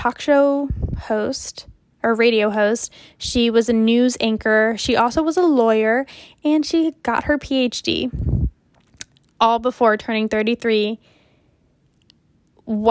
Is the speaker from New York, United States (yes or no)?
no; Louisville, Kentucky, United States; accent: southern twang; moved away as an adult; also born or lived in Quito, Ecuador; now in Boston, United States; I was raised in Kentucky